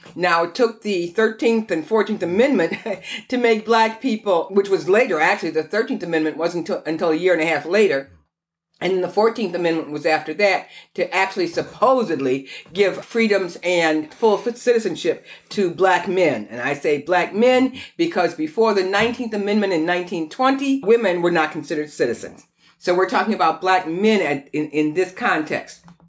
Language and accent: English; Detroit, Michigan, United States; That's where I came from